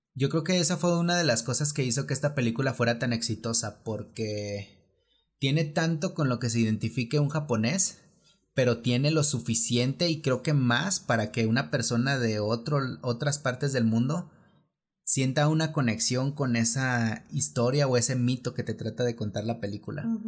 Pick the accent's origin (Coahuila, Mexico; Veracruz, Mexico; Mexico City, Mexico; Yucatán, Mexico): Mexico City, Mexico; nosotros que somos aquí de la Ciudad de México